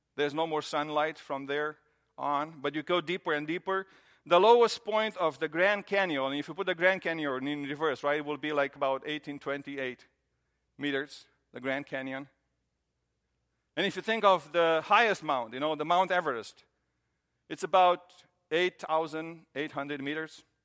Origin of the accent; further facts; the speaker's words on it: Romania; moved away as an adult; now in United States; I grew up in Romania